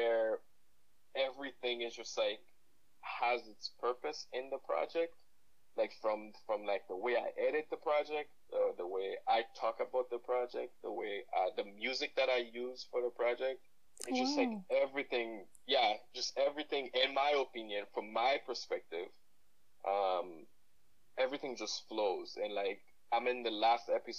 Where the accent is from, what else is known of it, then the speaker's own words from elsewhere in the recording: Haiti; now in Ottawa, Canada; I grew up in Haiti. I'm Haitian